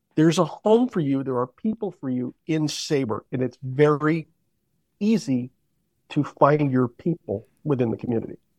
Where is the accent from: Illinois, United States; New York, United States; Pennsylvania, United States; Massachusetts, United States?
Massachusetts, United States; Northampton; now in New London, New Hampshire, United States; I grew up in Northampton, Massachusetts.